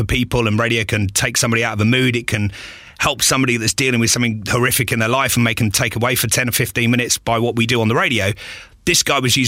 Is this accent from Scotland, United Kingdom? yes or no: no; Watford, East of England, United Kingdom; also born or lived in Eastbourne, Sussex; I was born in Eastbourne in Sussex. Lived there till I was about 8 or 9. Mum and dad split up and we moved with my mum to Watford. So I kind of grew up in Watford